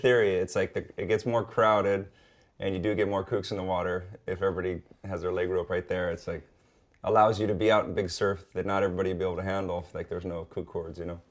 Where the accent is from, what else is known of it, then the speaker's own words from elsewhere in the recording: North Shore, Oahu, Hawaii, United States; born and raised, it was an amazing place to be